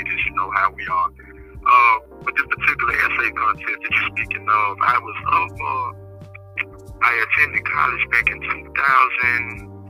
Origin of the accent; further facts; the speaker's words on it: Chattanooga, Tennessee, United States; moved away as an adult; now in Edgefield, United States; my hometown of Chattanooga, Tennessee